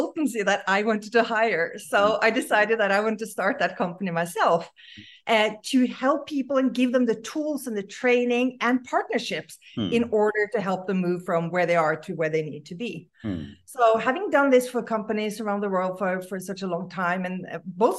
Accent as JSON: {"language": "English", "country": "Norway", "tie": "born or raised there", "moved": "yes", "lives_now": "Los Angeles, United States", "said": "born and raised in Norway"}